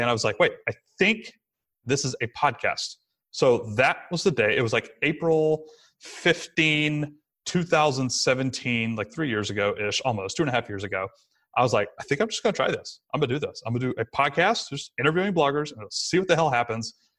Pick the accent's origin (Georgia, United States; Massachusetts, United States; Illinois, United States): Georgia, United States; Rome; moved away; it was in my hometown again, so we moved back to sunny Rome, Georgia, where I'm talking to you from right now